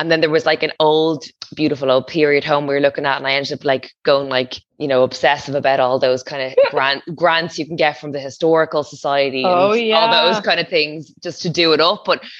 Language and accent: English; Dublin, Leinster, Ireland; I know. Yeah, I know. I come from Dublin, so I totally get it.